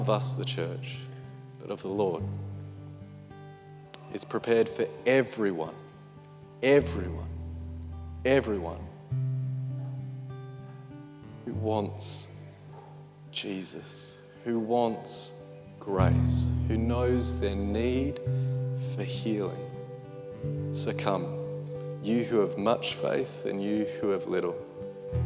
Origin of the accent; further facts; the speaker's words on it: Australia; one Australian comedian at home